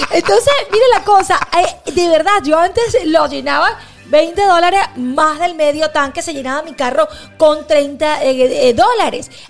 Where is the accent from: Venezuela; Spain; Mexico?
Venezuela; Usted sabe que si somos venezolanos tenemos que grabar aquí. En Porque en Brickell